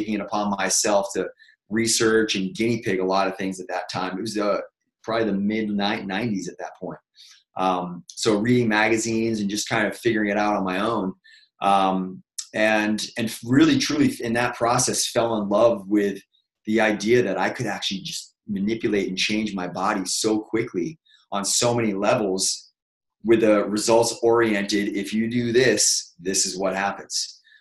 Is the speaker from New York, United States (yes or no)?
no; Boston, Massachusetts, United States; moved away as an adult; now in California, United States; I'm from Boston, Mass. Originally, moved out to California 16 years ago